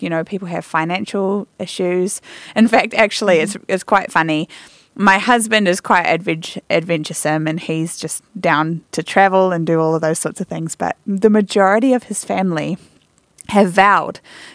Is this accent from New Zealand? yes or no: yes; New Zealand; moved away; I'm from New Zealand